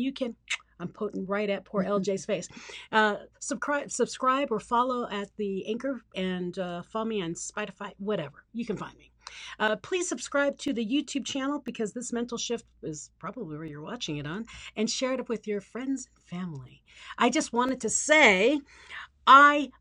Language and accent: English; Philippines; moved away; I grew up in the Philippines